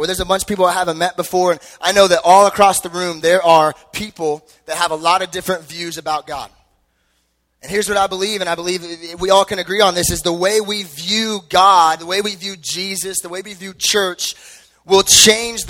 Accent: Henderson, Nevada, United States; I grew up in Henderson

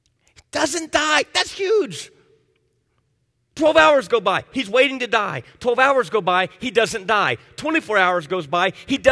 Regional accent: Miami, Florida, United States; like I grew up in Miami

